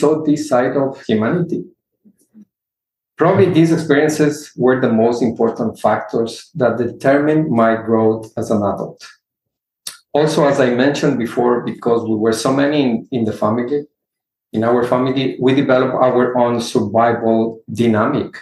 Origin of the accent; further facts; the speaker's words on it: Ecuador; now in Houston, United States; I come from a large family. I am from Ecuador.